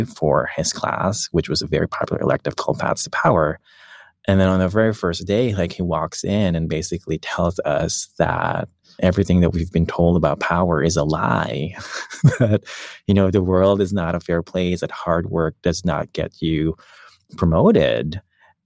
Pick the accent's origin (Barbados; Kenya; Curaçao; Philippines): Philippines; moved away; I grew up in the Philippines and my parents didn't really have that much